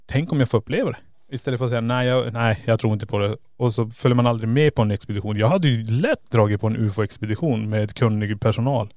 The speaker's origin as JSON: {"language": "Swedish", "town": "Kiruna", "region": "Norrbotten County", "country": "Sweden", "said": "vi kommer ju från Kiruna"}